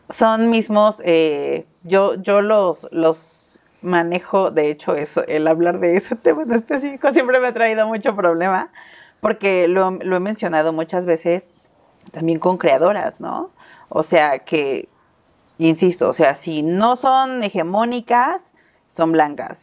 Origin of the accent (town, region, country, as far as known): Mexico